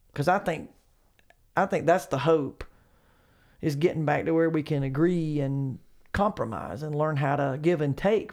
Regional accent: Charlotte, North Carolina, United States; Charlotte, I'm from Charlotte

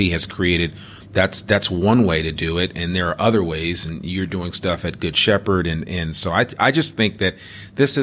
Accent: United States; moved away as an adult; also born or lived in Boston; now in Northwest Arkansas, United States; I'm from the Northeast. I'm from just outside of New York City

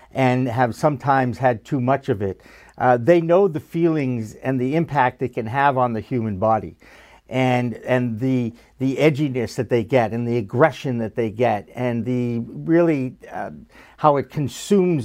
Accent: Newton, Massachusetts, United States; I grew up outside of Boston in Newton, Massachusetts, a very nice suburb of Boston.

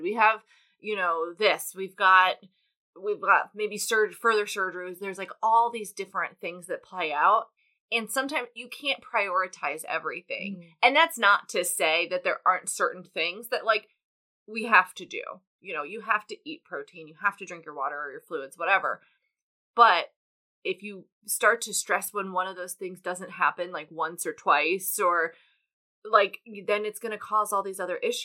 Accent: the South, United States; I'm from the South, so, like, people would often have kids earlier than that.

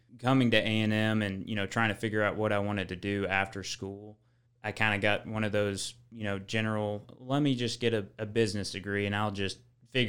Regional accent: Joshua, Texas, United States; I grew up in around the Fort Worth area, Joshua, Texas.

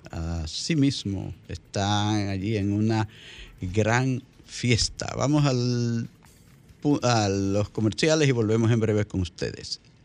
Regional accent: La Vega, Dominican Republic; allá en mi provincia, La Vega

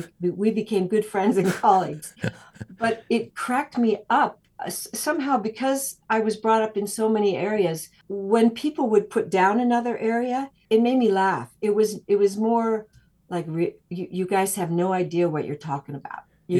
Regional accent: Los Angeles, California, United States; moved away as an adult; also born or lived in Idaho / Topanga Canyon, California / New York / Paris; I was born in Hollywood, California.

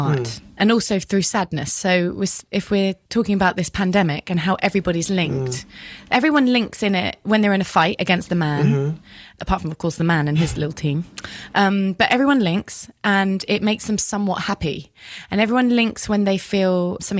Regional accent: England, United Kingdom; now in United States; we as the English

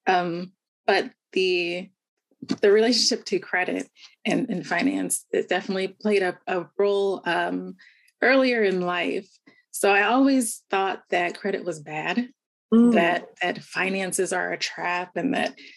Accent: Southern California, United States; also born or lived in Bay Area; Born and raised in Southern California, to a very large family

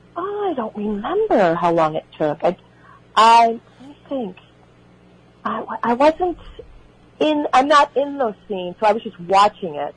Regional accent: Oak Park, Illinois, United States; accent: Chicago; moved away as an adult; also born or lived in Los Angeles; I grew up in Oak Park, Illinois, which is next door to Berwyn

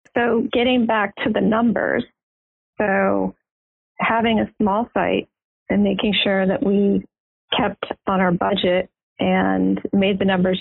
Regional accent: Houston, Texas, United States; moved away; I grew up in Houston, Texas.

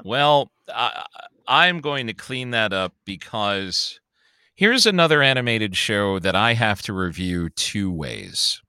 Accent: Chicago, Illinois, United States; accent: Chicago; moved away; I am also born and raised in Chicago. I'm, I was born on the South Side, moved to the North Side, Chicagoan through and through

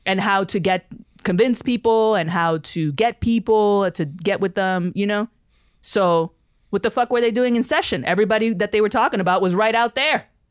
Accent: New York City, New York, United States; as a kid growing up in the Bronx

